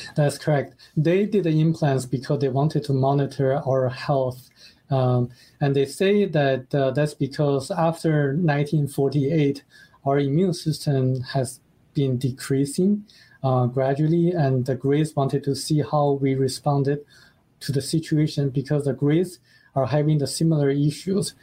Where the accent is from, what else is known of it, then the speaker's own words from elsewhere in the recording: China; moved away; that country is my home country